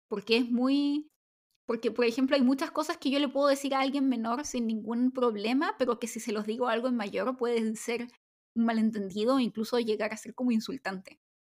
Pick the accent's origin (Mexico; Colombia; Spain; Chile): Chile; also born or lived in South Korea; soy chilena y los chilenos somos como más reservados